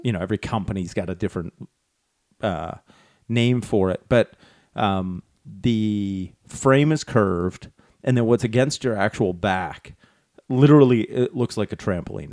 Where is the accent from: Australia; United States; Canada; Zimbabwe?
Canada; we're Canadian.